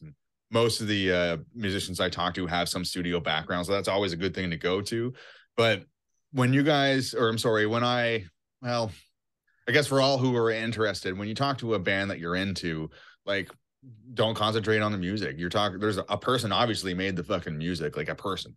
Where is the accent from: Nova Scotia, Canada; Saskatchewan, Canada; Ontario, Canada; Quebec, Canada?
Nova Scotia, Canada; Cape Breton; now in Toronto, Canada; I'm from an island of Nova Scotia called Cape Breton.